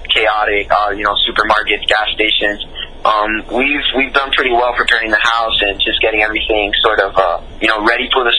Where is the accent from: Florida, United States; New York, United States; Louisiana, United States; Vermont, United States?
Florida, United States; Miami; I live in Miami, Florida. I was born here in Miami. Been here all my life, 26 years now